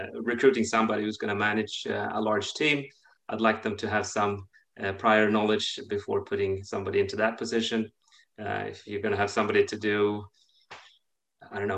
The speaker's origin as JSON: {"language": "English", "country": "Sweden", "also_born_or_lived": "Russia / London, United Kingdom / Switzerland / Boston, United States", "moved": "as an adult", "said": "I'm from Sweden"}